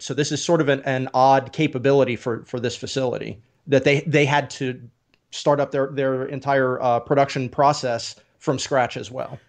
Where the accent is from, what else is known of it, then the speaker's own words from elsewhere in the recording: Oak Ridge, Tennessee, United States; I grew up in Oak Ridge, and in honor of this conversation, I'm actually wearing my Big Ed's Pizza T-shirt from Oak Ridge, Tennessee.